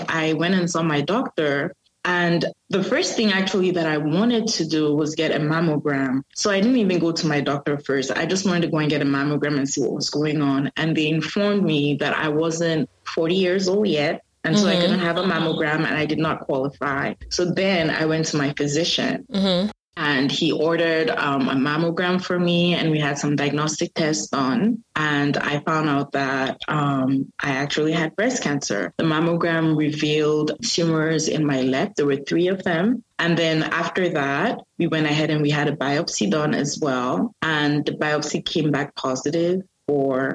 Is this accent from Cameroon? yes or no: yes; Cameroon; now in North Carolina, United States; born and raised in Cameroon. I currently reside in the U.S. I am in North Carolina